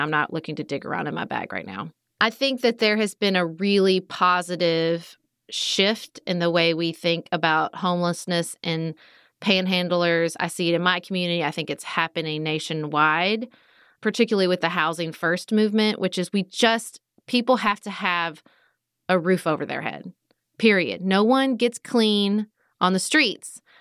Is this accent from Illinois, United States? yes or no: no; Paducah, Kentucky, United States; I serve on the Paducah Cooperative Ministries Board in my hometown